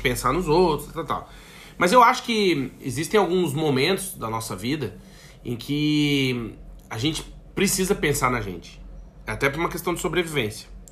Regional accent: Brazil; moved away as an adult; a gente como brasileiro

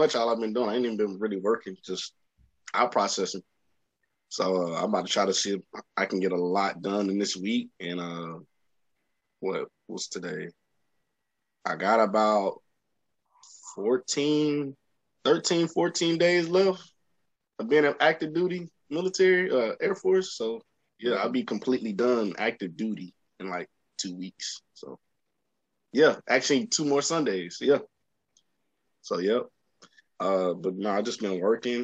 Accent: Dallas, Texas, United States; moved away as an adult; I'm from Dallas, but it's like I kind of left starting my adulthood in my early 20s

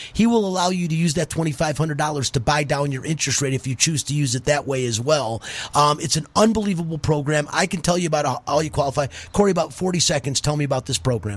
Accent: Detroit, Michigan, United States; moved away; I'm from Detroit

